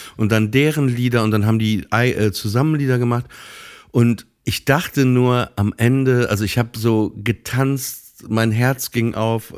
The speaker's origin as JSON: {"language": "German", "town": "Papenburg", "region": "Lower Saxony", "country": "Germany", "tie": "born or raised there", "moved": "as an adult", "said": "ich komme ja aus Papenburg"}